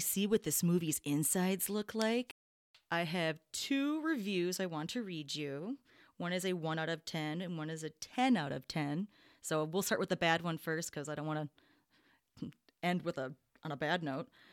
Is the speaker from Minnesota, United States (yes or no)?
yes; Minnesota, United States; we're all from Minnesota here.